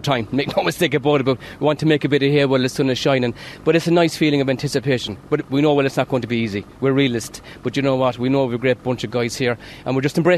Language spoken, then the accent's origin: English; Patrickswell, County Limerick, Ireland; And seriously, yeah, I was born and raised in Patrickswell. Played my hurling in Patrickswell all my life, but moved to Han about 24 years ago.